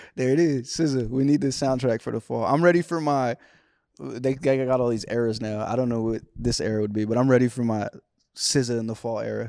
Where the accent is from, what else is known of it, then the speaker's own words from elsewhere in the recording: California, United States; Back to my hometown.